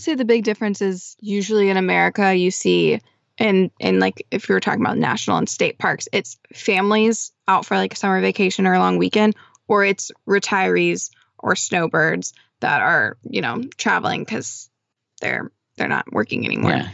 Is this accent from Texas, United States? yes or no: yes; Texas, United States; growing up in Texas